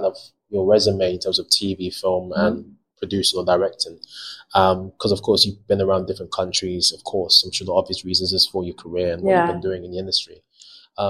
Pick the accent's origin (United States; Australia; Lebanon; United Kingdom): United Kingdom; And I just find that quite interesting as a British Ghanaian actor, or you could say like a Black British actor because of what I'm about to say.